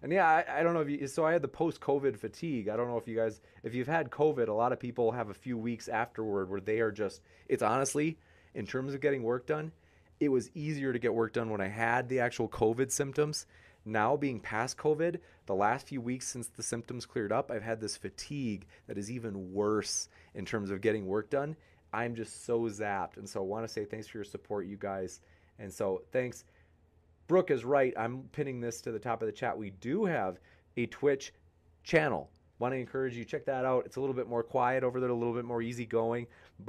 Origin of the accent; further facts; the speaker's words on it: Wisconsin, United States; accent: Wisconsin; I do love my Wisconsin accent.